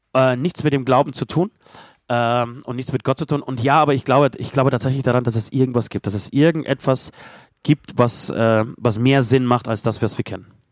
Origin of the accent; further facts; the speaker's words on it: Poland; moved away; als Pole